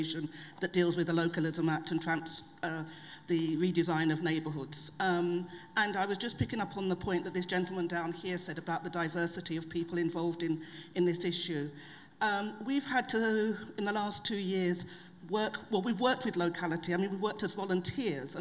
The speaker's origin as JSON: {"language": "English", "region": "London", "country": "United Kingdom", "tie": "born or raised there", "said": "I was born and brought up in London. I was brought up in Deptford and Lewisham, and now I live in North London in Tottenham"}